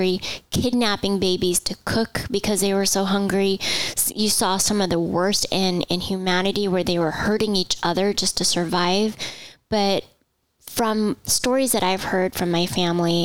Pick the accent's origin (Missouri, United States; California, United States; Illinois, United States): California, United States; Southern; I was actually born and raised in Southern California.